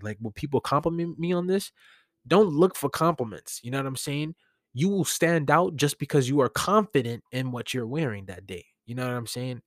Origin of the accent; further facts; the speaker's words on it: New York City, New York, United States; As a New Yorker